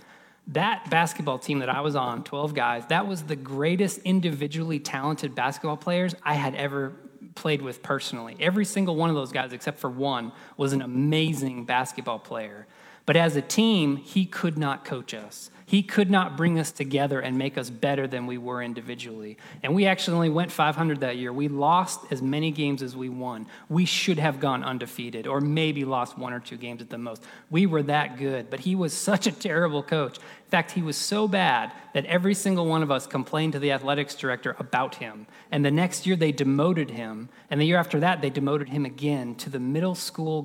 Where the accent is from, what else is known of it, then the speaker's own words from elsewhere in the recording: Florida, United States; I grew up in Florida